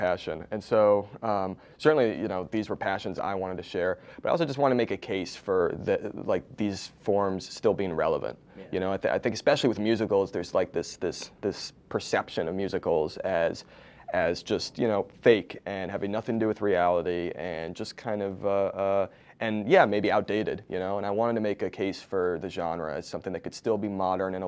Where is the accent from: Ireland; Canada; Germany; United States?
United States; East Coast; moved away as an adult; now in Los Angeles, United States; so I live in LA now, but I grew up on the East Coast